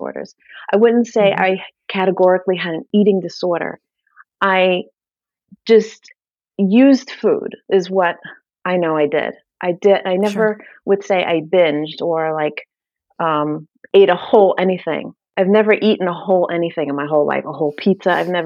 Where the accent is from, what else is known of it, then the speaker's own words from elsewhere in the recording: New York City, New York, United States; moved away; I'm from Brooklyn, if you haven't gathered yet from the accent. So we lived in New York. I was born and raised there